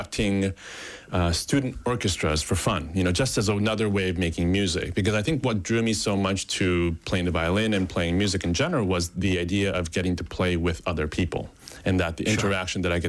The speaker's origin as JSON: {"language": "English", "country": "Japan", "tie": "born or raised there", "said": "I was born in Japan"}